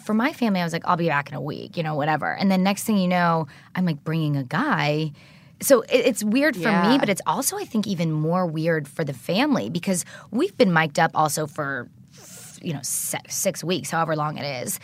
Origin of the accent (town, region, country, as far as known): Atlanta, Georgia, United States; born or raised there